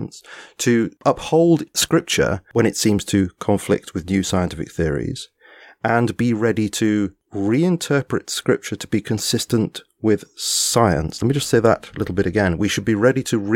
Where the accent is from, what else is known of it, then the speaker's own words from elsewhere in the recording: England, United Kingdom; I'm an Englishman